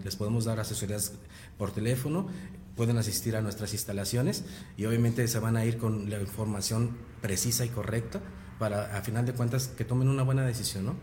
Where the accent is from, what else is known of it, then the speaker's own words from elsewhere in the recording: Mexico; como mexicanos